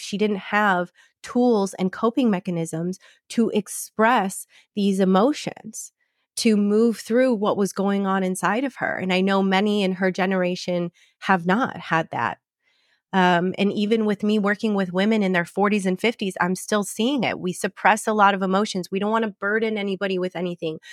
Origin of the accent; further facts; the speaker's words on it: Michigan, United States; now in Scottsdale, United States; in Michigan, I'm coming home to my hometown